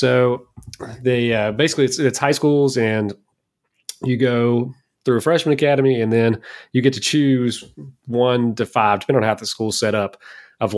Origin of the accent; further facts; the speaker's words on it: Kentucky, United States; I'm from Kentucky